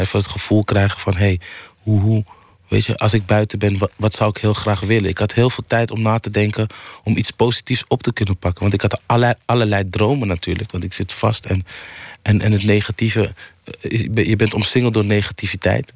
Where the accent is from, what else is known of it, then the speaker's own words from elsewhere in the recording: Amsterdam, North Holland, Netherlands; ik kom uit Amsterdam Oost